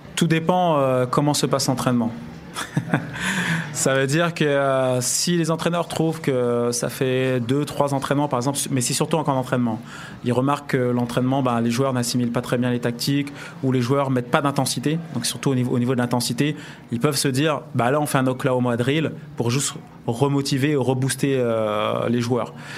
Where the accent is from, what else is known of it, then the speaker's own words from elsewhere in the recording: France; on est français